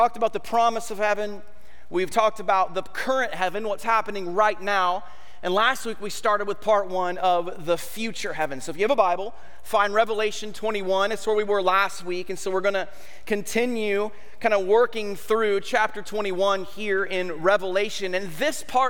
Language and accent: English; United States; as an American society